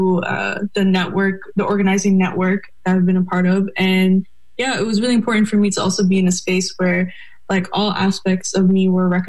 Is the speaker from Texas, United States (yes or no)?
no; New York City, New York, United States; moved away as an adult; now in Indiana, United States; I'm from New York, Queens, New York, and that's where I was born and raised